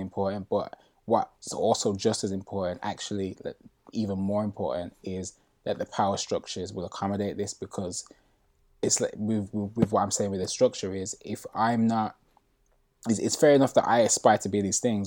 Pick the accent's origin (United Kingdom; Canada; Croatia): United Kingdom; Birmingham, West Midlands; moved away as an adult; now in London, United Kingdom; I moved from Birmingham, which is where I'm originally from